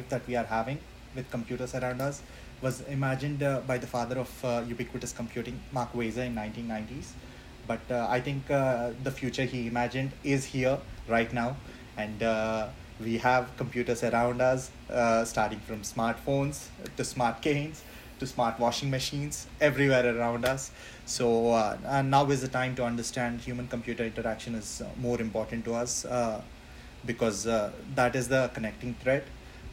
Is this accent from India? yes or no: yes; India; moved away; I come from India. I did my undergrad in engineering, And then I worked as a UX design intern